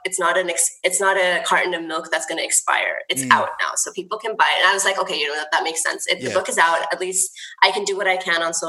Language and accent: English; California, United States; moved away; I grew up in the States, in California